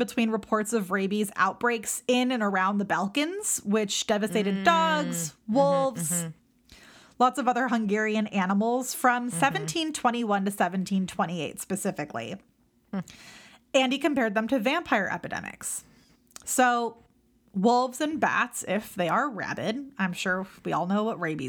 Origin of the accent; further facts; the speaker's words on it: California, United States; me growing up in California.